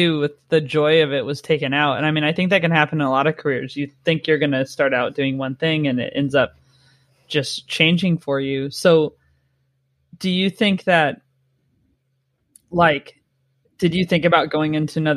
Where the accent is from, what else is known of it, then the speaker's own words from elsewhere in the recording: United States; now in United Kingdom; as an American